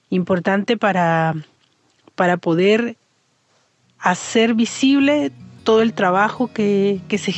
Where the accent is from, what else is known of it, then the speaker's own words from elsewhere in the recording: Mexico; now in Chile; soy mexicana, viviendo en Chile, ahora con Guido